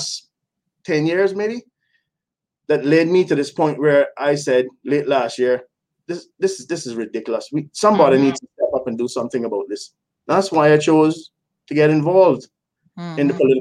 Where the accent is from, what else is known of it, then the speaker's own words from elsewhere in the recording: West Bay, Cayman Islands; I was born in West Bay, but I've lived just in about every corner of the island